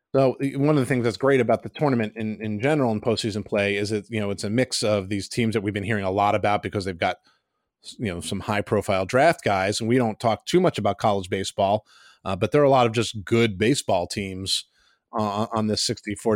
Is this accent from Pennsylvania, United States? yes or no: yes; Pittsburgh, Pennsylvania, United States; my hometown school, the Pitt Panthers